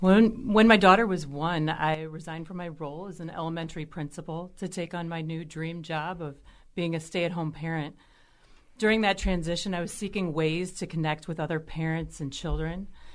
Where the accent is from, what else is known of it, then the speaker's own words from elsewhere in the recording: St. Louis, Missouri, United States; now in Milwaukee, United States; I'm from St. Louis